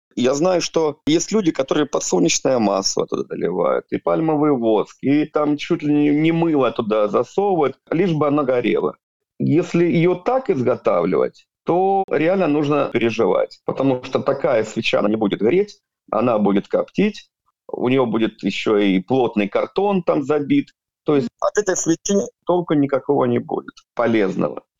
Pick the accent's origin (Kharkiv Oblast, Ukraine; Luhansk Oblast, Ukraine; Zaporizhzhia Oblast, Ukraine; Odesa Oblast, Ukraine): Luhansk Oblast, Ukraine; Sievierodonetsk; now in Jurmala, Latvia; Я гражданин Украины, родом с города Северодонецка, Луганской области.